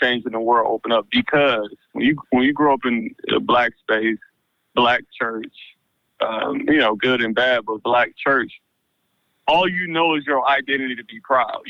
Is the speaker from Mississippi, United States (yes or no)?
no; Detroit, Michigan, United States; I'm an African-American male. I do say of the diaspora, who was born and raised in Detroit, Michigan, roots from Alabama and South Carolina.